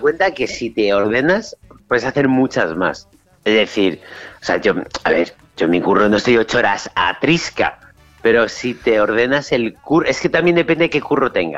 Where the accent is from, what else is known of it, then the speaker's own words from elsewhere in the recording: Spain; en España somos españoles